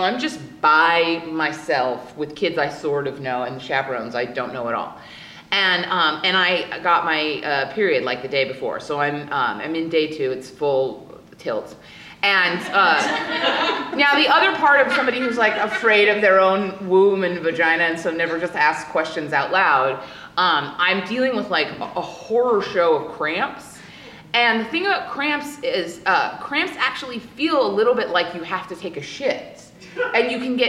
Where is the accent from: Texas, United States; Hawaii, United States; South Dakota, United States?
Hawaii, United States; and I grew up in Hawaii, so we were in Hawaii